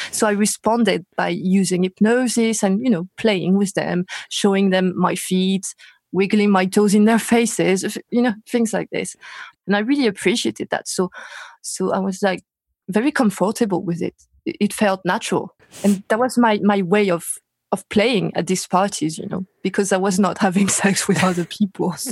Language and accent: English; Paris, Île-de-France, France; English is a second language; Paris, France.